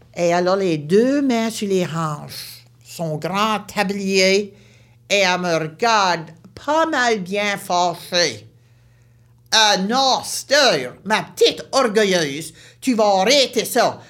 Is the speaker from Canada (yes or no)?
yes; Baie Sainte-Marie, Nova Scotia, Canada; Je viens de la Nouvelle-Écosse, une région appelée la Baie-Sainte-Marie.